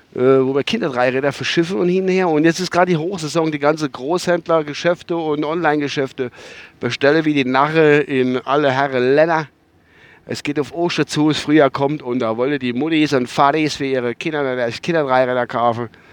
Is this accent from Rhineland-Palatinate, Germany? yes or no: yes; Kusel district, Rhineland-Palatinate, Germany; durch meinen Heimatort durch, halt über Kusel